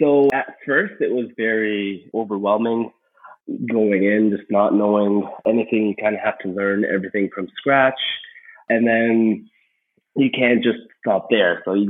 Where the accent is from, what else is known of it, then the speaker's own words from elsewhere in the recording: Egypt; moved away as an adult; now in Canada; So I came to Canada from Egypt back in 2011. We were already Canadian citizens at that point, but I came with my brother to kind of start our careers here.